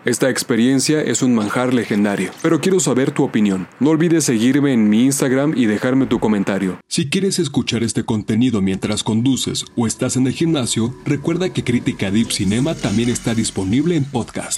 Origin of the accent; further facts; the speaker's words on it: Mexico; como mexicano